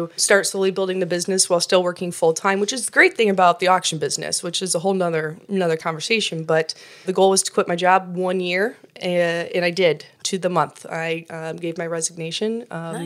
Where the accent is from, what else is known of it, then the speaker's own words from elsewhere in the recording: northern Iowa, United States; moved away as an adult; now in Kansas City, United States; I originally grew up in northern Iowa, grew up in a very small town